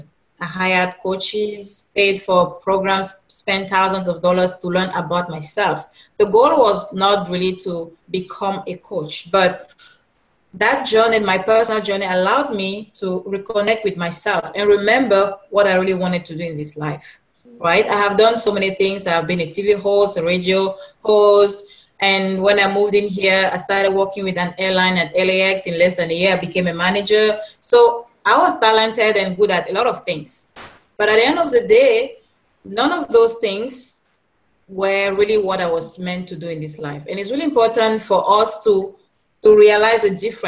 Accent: Cameroon; now in Los Angeles, United States; I'm originally from Cameroon

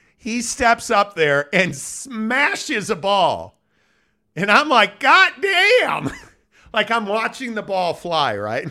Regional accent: Midwest, United States; Growing up in the Midwest

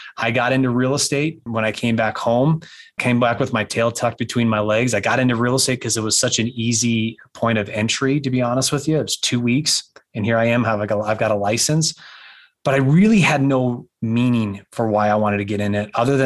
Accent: Pasco, Washington, United States; moved away; also born or lived in Wyoming; I'm a Washington kid. I was born up in Pasco, Washington, and we moved to Wyoming

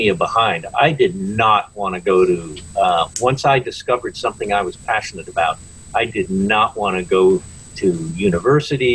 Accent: United States; moved away as an adult; also born or lived in Detroit, Michigan / Portsmouth area, New Hampshire; I was born in Detroit, but I grew up in Connecticut and Long Island

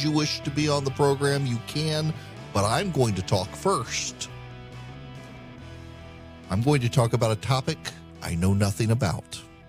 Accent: Dubai, United Arab Emirates; now in United States; So I grew up in Dubai, very near Qatar.

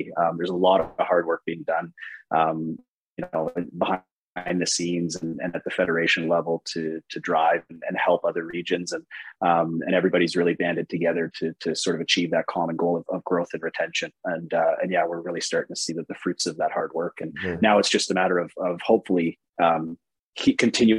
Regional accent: Calgary, Alberta, Canada; moved away as an adult; now in Auckland, New Zealand; they asked where in Canada, Calgary.

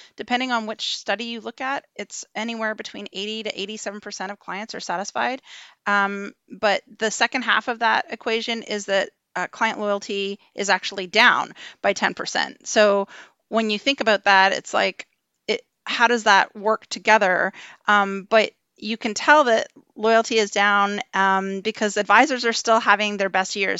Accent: Ontario, Canada; moved away as an adult; now in British Columbia, Canada; I am originally from Ontario

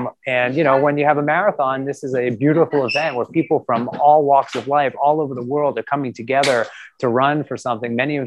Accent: Lexington, Massachusetts, United States; moved away; I grew up around the corner in Lexington, Massachusetts.

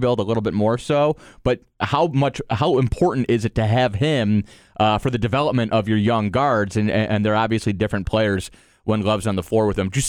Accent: Cleveland, Ohio, United States; now in Orlando, United States; Cleveland, Ohio. United States of America, my hometown.

